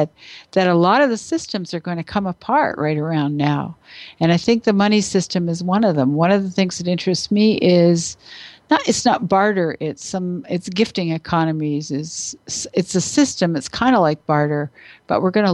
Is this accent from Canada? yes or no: yes; Canada; I'm not American, I'm Canadian